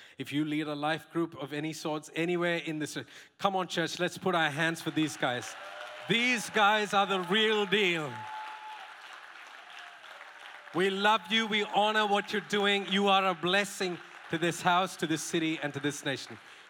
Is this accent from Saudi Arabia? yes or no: yes; Saudi Arabia; For 14 years, I grew up in Saudi Arabia. Those were the 14 formative years of my life. I didn't sign up to be raised in that place, by the way.